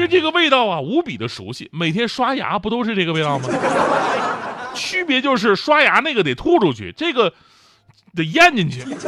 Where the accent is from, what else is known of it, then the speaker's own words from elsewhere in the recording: Northeast China, China; 我作为一个东北人